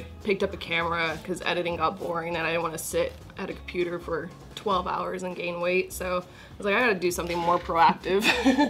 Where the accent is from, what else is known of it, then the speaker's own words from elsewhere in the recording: Los Angeles, California, United States; LA native